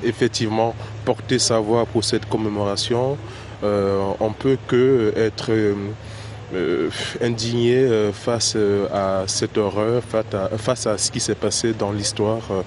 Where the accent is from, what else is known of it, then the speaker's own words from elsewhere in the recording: Benin; now in Paris, France; en tant que béninois, euh, entendre ma grande sœur, euh, Madada comme on le dit chez nous au Bénin